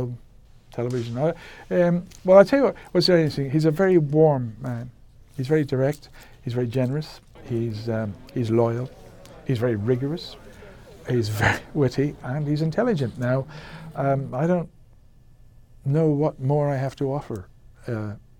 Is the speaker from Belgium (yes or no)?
no; Belfast, Northern Ireland, United Kingdom; I grew up in Belfast, not far from Ken, less than a mile away